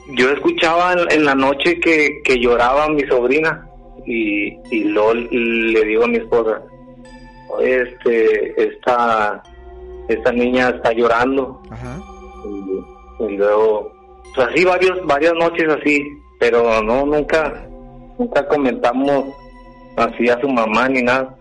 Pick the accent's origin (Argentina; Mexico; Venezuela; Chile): Mexico; Monterrey, Nuevo León; soy de aquí de Monterrey